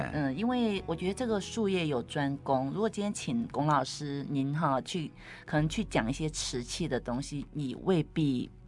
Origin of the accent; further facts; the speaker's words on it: Taiwan; 我们台湾的茶农也蛮厉害的